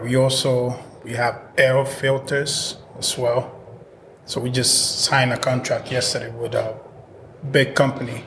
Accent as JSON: {"language": "English", "country": "Dominican Republic", "tie": "born or raised there", "moved": "yes", "lives_now": "Massachusetts, United States", "said": "I was born in the Dominican Republic. I've been here since 93"}